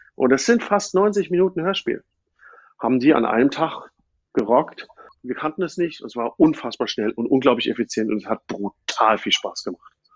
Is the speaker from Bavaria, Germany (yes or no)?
no; Frankfurt, Hesse, Germany; moved away; ich komme ja ursprünglich aus Frankfurt oder aus der Gegend von Frankfurt